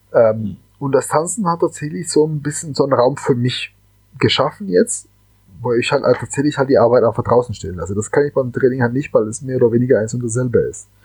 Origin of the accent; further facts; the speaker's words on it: Cali, Valle del Cauca, Colombia; now in Germany; ich bin halt gebürtiger Kolumbianer und äh, bin in Cali aufgewachsen.